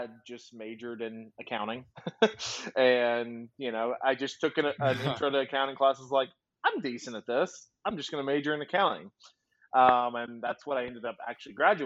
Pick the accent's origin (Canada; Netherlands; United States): United States; Monroe, Louisiana; also born or lived in Memphis; now in Oklahoma City, United States; I'm from Monroe, Louisiana, which is the northern part of Louisiana.